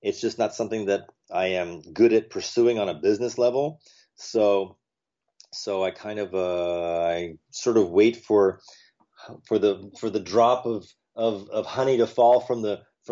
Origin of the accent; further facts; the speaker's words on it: New York City, New York, United States; moved away; also born or lived in California; my birthplace is New York. I was born in Manhattan.